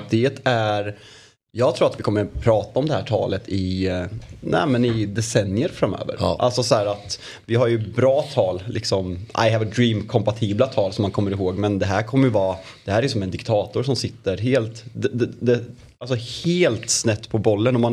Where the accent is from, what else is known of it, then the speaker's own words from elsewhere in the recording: Switzerland; also born or lived in Italy; Jag var mobbad för att jag